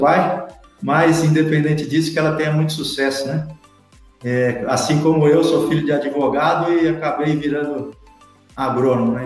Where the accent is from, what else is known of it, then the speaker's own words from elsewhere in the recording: São Paulo, Brazil; moved away; also born or lived in Piracicaba; Eu sou paulistano, nascido na capital de São Paulo